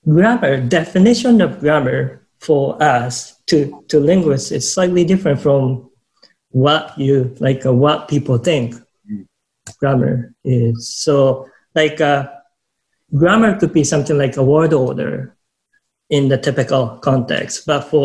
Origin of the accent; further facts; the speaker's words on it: Japan; English is a second language; moved away as an adult; also born or lived in Vancouver, Canada / Ottawa, Canada / Niagara Falls, Canada; now in Canada; I was born in Japan, and I came to Canada when I was 25 or 6.